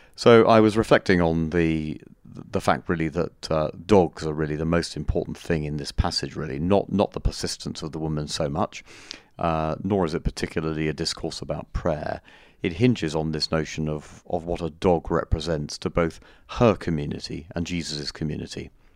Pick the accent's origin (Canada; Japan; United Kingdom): United Kingdom; us as British tourists